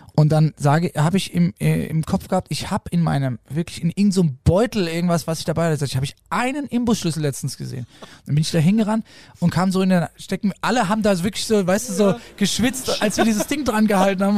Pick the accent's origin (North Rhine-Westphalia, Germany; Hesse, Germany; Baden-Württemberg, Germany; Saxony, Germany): Hesse, Germany; Für mich als äh, Hesse